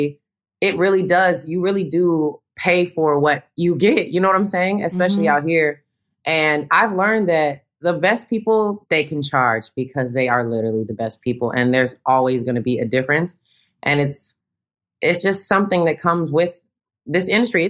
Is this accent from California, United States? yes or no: no; Tennessee, United States; moved away; I come from Tennessee